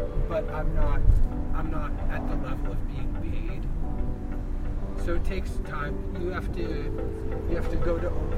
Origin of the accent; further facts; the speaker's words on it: Boston, Massachusetts, United States; also born or lived in Chicago; now in Los Angeles, United States; I'm originally from Boston.